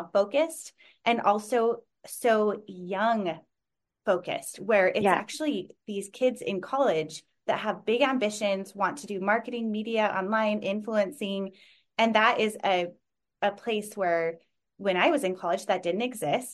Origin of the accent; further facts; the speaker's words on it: Utah, United States; I grew up in a small town in Utah